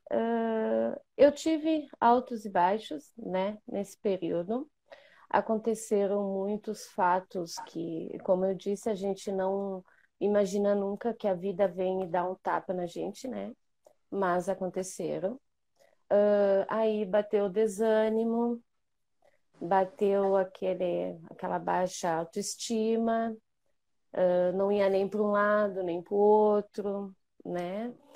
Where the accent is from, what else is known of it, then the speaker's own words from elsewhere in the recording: Bento Gonçalves, Rio Grande do Sul, Brazil; accent: gaúcha; sou de Bento Gonçalves, Rio Grande do Sul, para quem não me conhece. Sou aqui do lugar do Tchê